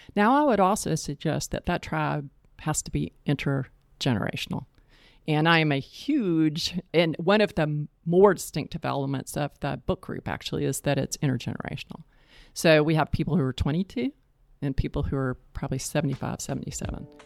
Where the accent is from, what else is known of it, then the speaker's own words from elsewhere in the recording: East Point, Georgia, United States; moved away as an adult; also born or lived in Boston / Atlanta; now in Charlotte, United States; I was born in Charlotte, but I grew up in East Point, Georgia, which is on the south side of Atlanta.